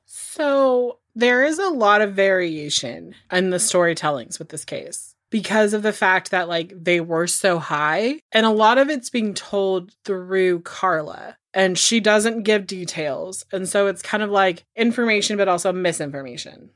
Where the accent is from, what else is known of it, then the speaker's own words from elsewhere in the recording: Corning, California, United States; I grew up in a very Pentecostal Church of the Assembly of God in Corning, California